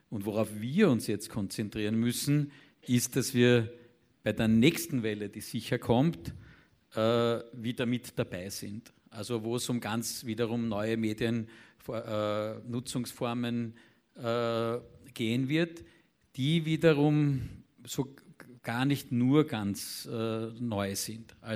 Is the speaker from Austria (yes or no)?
yes; Austria; Und das wiederum nicht nur äh, als Österreicher oder als ORF, sondern in europäischen Verbünden.